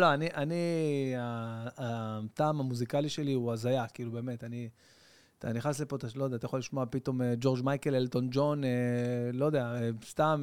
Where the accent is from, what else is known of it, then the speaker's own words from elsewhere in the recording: Bat Yam, Tel Aviv District, Israel; בית ענק בבת ים